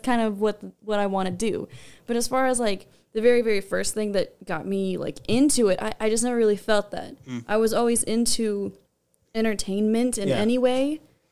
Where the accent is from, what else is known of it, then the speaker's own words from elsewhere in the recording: Los Angeles, California, United States; moved away as an adult; now in Las Vegas, United States; I was born in Los Angeles, and I moved here over a decade ago